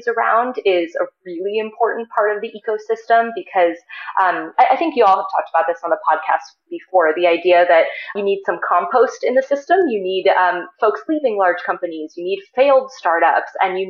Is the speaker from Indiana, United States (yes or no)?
no; Ohio, United States; also born or lived in San Francisco Bay Area; now in Boulder, United States; I'm originally from Ohio, but I started going to summer camp out here when I was 3 years old